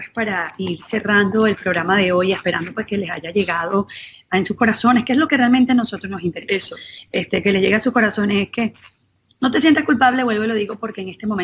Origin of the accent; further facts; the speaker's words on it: Venezuela; Yo, vengo de Venezuela y, de verdad que me, me estuve tranquilo